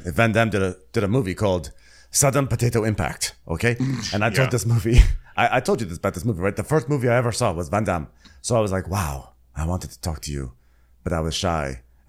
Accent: England, United Kingdom; Listen, I'm English. This is not winter.

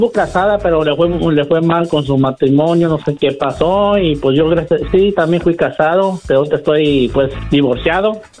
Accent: Tepatitlán, Jalisco, Mexico; yo soy de Jalisco, de Tepatilán, Jalisco.

